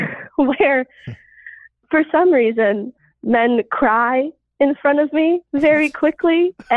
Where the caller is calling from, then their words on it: Oklahoma, United States; I am 24, and I am calling from Oklahoma.